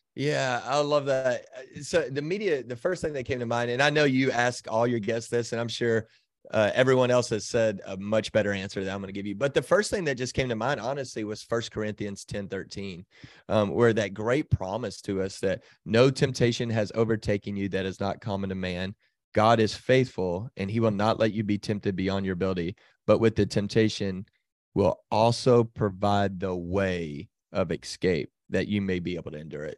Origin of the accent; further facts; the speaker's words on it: Texas, United States; I grew up in Texas, um, but did not grow up in church.